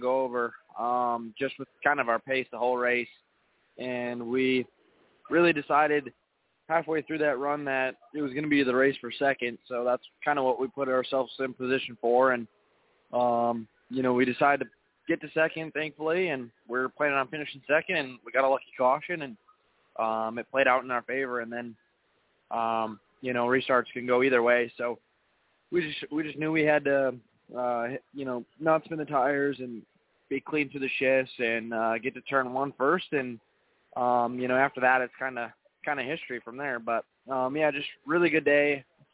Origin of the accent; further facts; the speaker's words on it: Wisconsin, United States; it's always going to be home to me as, you know, I'm from Wisconsin